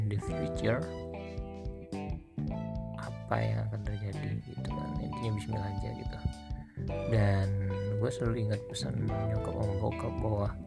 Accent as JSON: {"language": "Indonesian", "town": "Palembang", "region": "South Sumatra", "country": "Indonesia", "said": "Palembang itu ada berapa ribu, belas ribu pengangguran"}